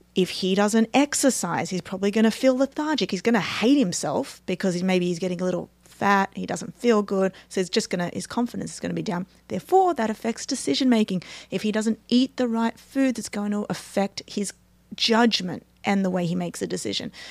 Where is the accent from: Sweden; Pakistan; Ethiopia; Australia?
Australia; moved away; I'm from Australia